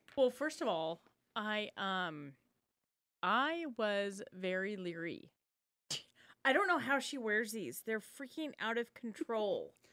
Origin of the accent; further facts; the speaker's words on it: Spokane, Washington, United States; where I grew up in Spokane